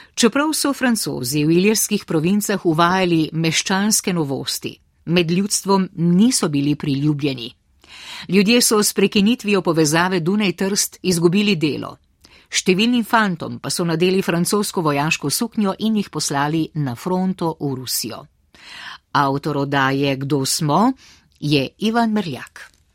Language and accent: Slovenian; Slovenia